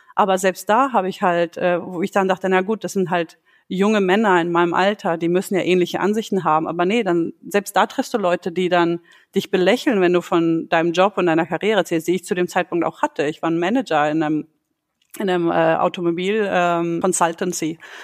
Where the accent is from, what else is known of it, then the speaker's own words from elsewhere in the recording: Germany; moved away as an adult; now in Sweden; meine Eltern stammen aus dem Kosovo. Äh, ich bin aber in Deutschland aufgewachsen. Und mittlerweile lebe ich in Schweden